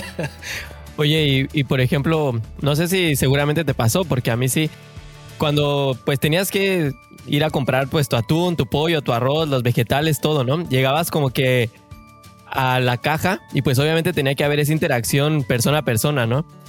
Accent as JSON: {"language": "Spanish", "country": "Mexico", "moved": "yes", "lives_now": "Canada", "said": "mexicanos de corazón"}